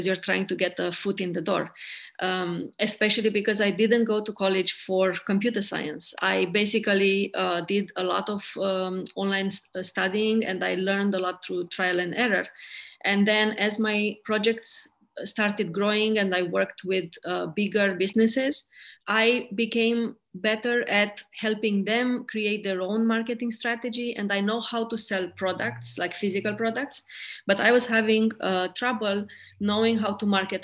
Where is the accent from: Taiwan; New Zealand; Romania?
Romania; also born or lived in India / United Kingdom; now in Maine, United States; I'm originally from Romania